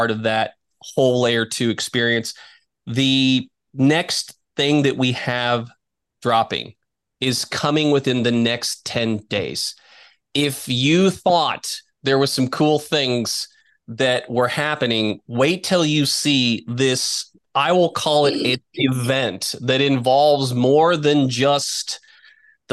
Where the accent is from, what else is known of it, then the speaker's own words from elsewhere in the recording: Midwest, United States; I come from the Midwest. I've had dairy cattle